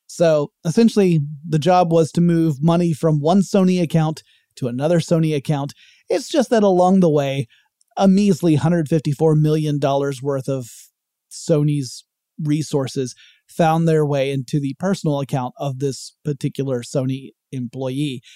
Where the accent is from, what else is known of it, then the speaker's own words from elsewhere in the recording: Georgia, United States; my home state of Georgia